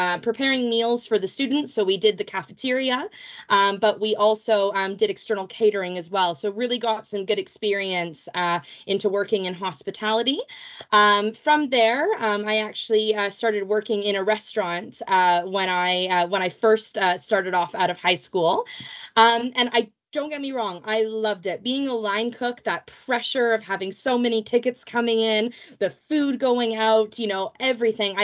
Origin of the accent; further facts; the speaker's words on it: Vancouver, British Columbia, Canada; moved away as an adult; now in England; I am from Vancouver, Canada, originally, as you can hear by my accent. I am not a native Brit